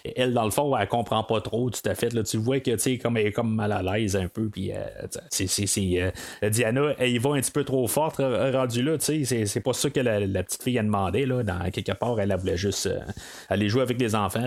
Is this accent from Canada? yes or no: yes; Canada; en tant que Canadien